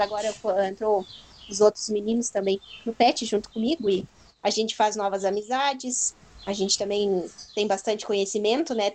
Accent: Turuçu, Rio Grande do Sul, Brazil; Eu sou de Turuçu, tenho 25 anos

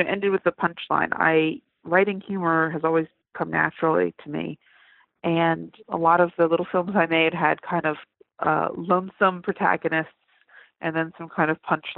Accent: United States; I was in Bokerton, my hometown

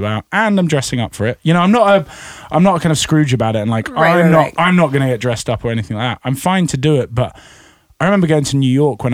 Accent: United Kingdom; I'm British

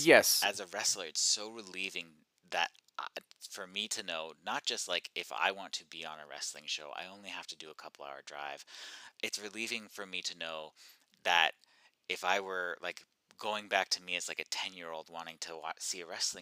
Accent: Eastern Oregon, United States; I grew up in Eastern Oregon, middle of nowhere.

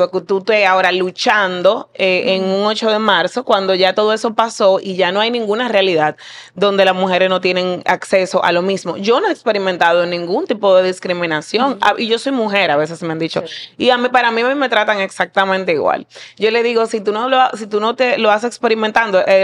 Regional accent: Santo Domingo, Distrito Nacional, Dominican Republic; Yo crecí Están en Cristo Rey

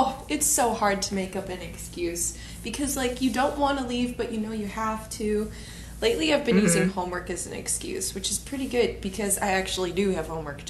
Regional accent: Goodhue area, Minnesota, United States; moved away; when I lived in Goodyear area.

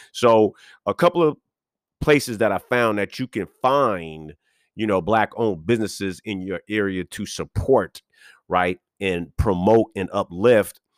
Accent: West Coast, United States; also born or lived in Boston, Massachusetts; I'm West Coast raised

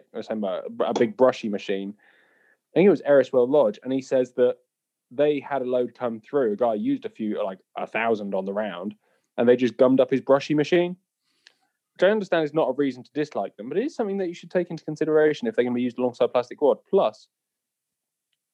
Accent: Salisbury, South West England, United Kingdom; I was born. I was born in Salisbury District Hospital

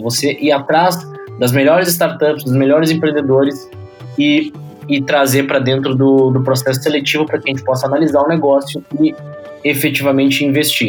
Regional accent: Porto Alegre, Rio Grande do Sul, Brazil; nasci e morei em Porto Alegre é, toda a minha vida

